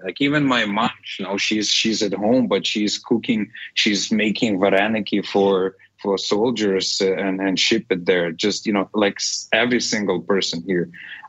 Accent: Ukraine; English is a second language; moved away as an adult; now in Calgary, Canada; Yes, I was born actually in Ukraine, but the last 14 years I was in my Canada, become a citizen

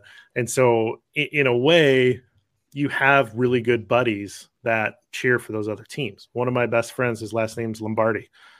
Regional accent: Eastern Iowa, United States; I grew up in Eastern Iowa

